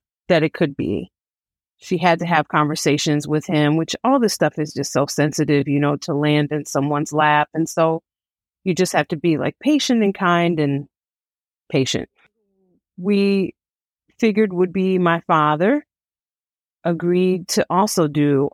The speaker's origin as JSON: {"language": "English", "town": "Detroit", "region": "Michigan", "country": "United States", "tie": "born or raised there", "said": "I was born and raised in Detroit, Michigan"}